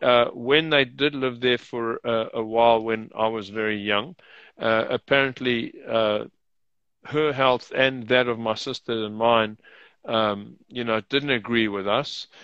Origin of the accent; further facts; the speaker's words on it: South Africa; also born or lived in United Kingdom / Rome, Italy; She and I were both born in South Africa